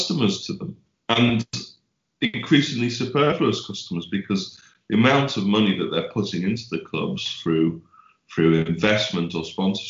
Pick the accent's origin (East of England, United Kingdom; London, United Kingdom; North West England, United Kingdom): North West England, United Kingdom; Crosby; I'm from Crosby